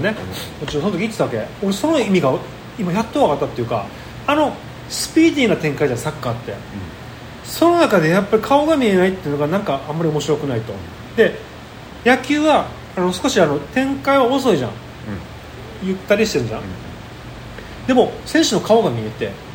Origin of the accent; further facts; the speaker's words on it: Okinawa, Japan; 俺らの、えー、出身の沖縄市で